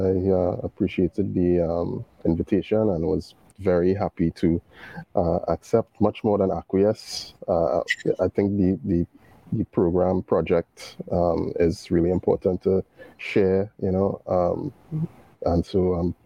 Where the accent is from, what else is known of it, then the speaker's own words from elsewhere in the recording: Trinidad & Tobago; being Caribbean, being West Indian, and being born in the time that I was born